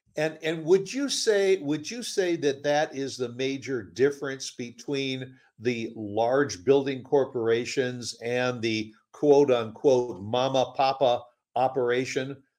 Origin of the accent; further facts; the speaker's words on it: Chicago, Illinois, United States; moved away; I'm from Chicago originally